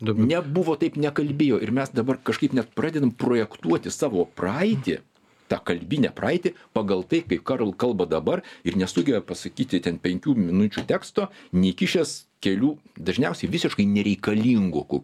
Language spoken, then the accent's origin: Lithuanian; Lithuania; mes lietuviai